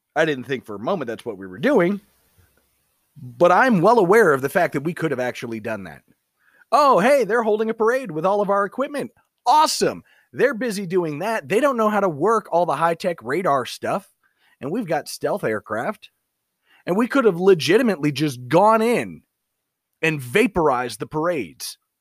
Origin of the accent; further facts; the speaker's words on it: United States; I was born and raised in the United States of America